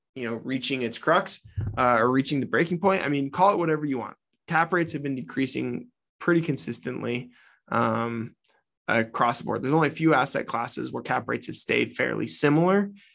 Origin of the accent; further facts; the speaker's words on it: Utah, United States; my home state of Utah